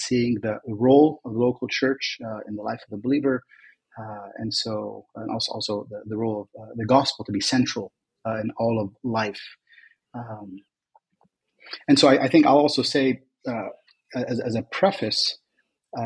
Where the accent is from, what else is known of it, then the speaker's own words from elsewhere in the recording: United States; moved away as an adult; also born or lived in Kuwait; now in Lebanon; since the age of 7, I was raised in the U.S.